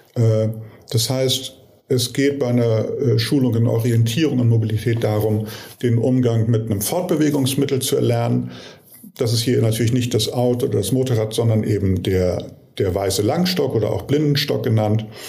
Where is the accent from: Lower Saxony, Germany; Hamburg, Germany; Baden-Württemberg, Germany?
Hamburg, Germany; in meiner Heimatstadt, also Hamburg